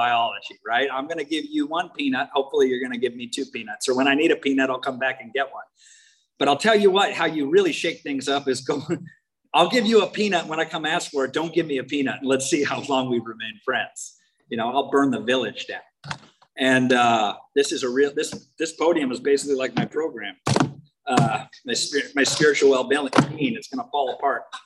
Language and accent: English; Washington, United States; moved away; I'm from Washington State originally. I was born like 30 miles as a crow flies from Mount Rainier.